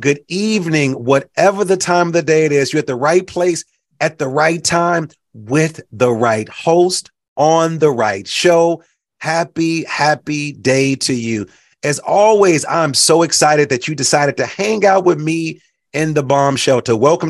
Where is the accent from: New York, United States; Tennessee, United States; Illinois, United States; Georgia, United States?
Illinois, United States; Chicago; also born or lived in Puerto Rico / Mexico; I've lived all over the country. For those that know, I grew up in Chicago, but also grew up in Puerto Rico and Mexico and traveled to Brazil and traveled to Haiti and Dominican Republic.